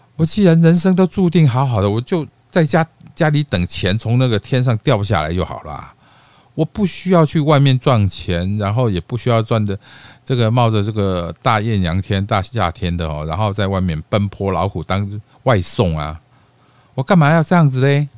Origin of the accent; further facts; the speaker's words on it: Taiwan; accent: Taiwanese Mandarin with mainland Putonghua influence; moved away; also born or lived in Mainland China; 我其实是地道的本省人， 啊， 不， 本省台湾人哦